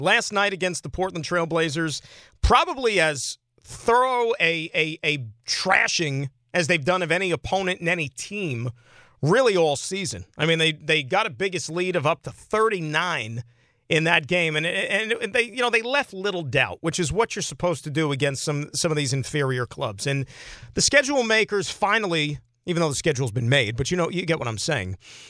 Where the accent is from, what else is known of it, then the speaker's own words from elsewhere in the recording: Saskatchewan, Canada; I'm from Saskatchewan, born and raised. What's that about?